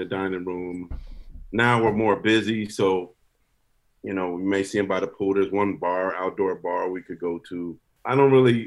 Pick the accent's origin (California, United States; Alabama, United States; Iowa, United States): California, United States; the Bay Area; I'm from the Bay. I'm an hour from Napa.